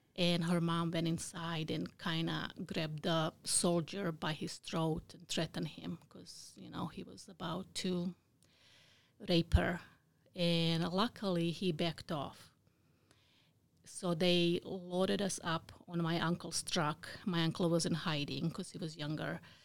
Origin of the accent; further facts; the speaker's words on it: Bosnia & Herzegovina; English is a second language; now in United States; I was born in Bosnia. It used to be Yugoslavia before the war.